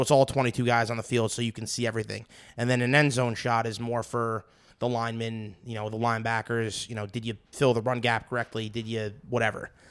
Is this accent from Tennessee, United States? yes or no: no; New York City, New York, United States; moved away; I'm I'm from Brooklyn